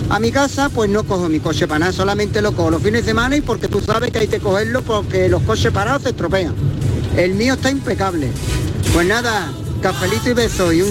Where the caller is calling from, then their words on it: Málaga, Andalusia, Spain; Buenas tardes, Marilo y compañía. … de Málaga.